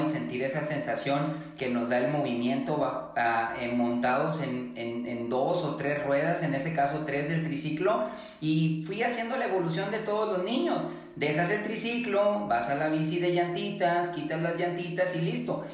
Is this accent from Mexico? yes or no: yes; Apodaca, Nuevo León, Mexico; accent: regia; yo no soy de Monterrey, yo soy de Apodaca.